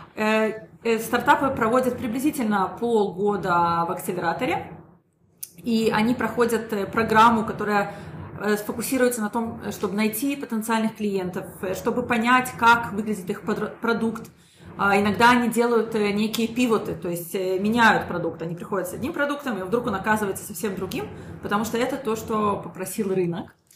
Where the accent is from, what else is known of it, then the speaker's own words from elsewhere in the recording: Israel; also born or lived in Minsk, Belarus; я родилась в Минске и приехала сюда, в Израиль, когда я была совсем маленькой, закончила здесь школу